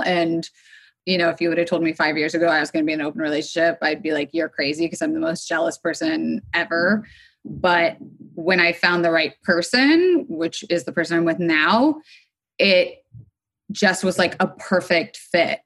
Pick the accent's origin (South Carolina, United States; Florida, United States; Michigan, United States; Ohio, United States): Florida, United States; also born or lived in New York City, United States; now in Los Angeles, United States; I am living in Los Angeles, though I was sort of formed and raised on the East Coast between Florida and then eventually I went up to New York City.